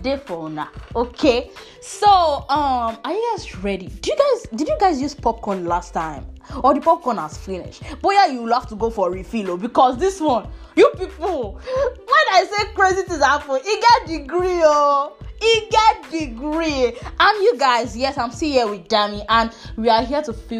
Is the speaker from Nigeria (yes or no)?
yes; Igbo, Igboland, Nigeria; accent: Amerigbo; pardon my Amerigbo accent